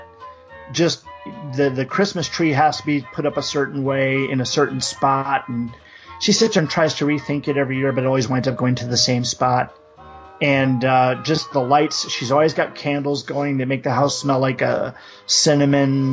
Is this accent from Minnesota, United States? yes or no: yes; Minneapolis, Minnesota, United States; moved away; also born or lived in Rushford, Minnesota; I was born in Minneapolis, and we lived there for a few years